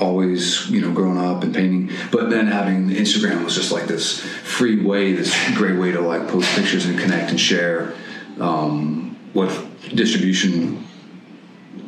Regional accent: Long Island, New York, United States; now in New York City, United States; I was 18 when I moved here, 43 now. I was born on Long Island

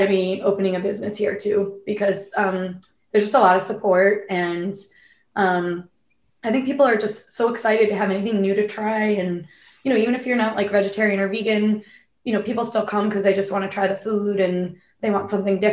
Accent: Hanson, Massachusetts, United States; moved away as an adult; also born or lived in Boston; now in Rochester, United States; I'm from Hanson. It's a small town south of Boston, about 45 minutes driving south. And that's where I grew up, really small town.

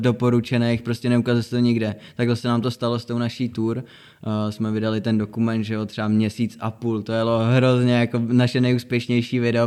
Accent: Nový Bor, Liberec Region, Czechia; moved away as an adult; now in Prague, Czechia; my jsme měli předtím dvě studia, to bylo u nás v Boru na severu, kde jsme jako náš hud. A tři roky zpátky jsme se přestěhovali do Prahy

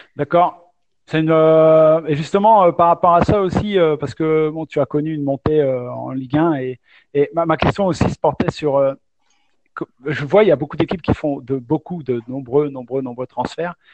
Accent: Normandy, France; je reste normand

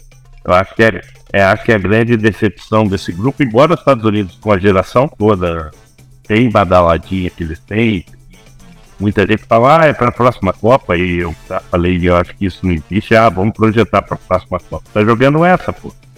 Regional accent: Brazil; nós somos brasileiros

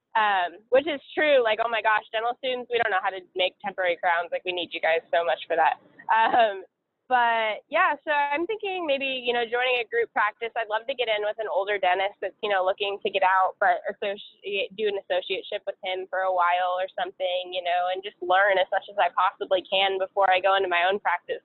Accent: Seattle, Washington, United States; moved away; I'm originally from Seattle, Washington, and all my family's there

